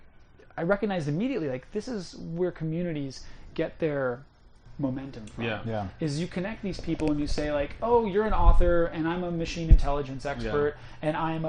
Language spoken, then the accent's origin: English; Chicago, Illinois, United States; moved away as an adult; now in West Coast, United States; I'm from Chicago, and I moved to the West Coast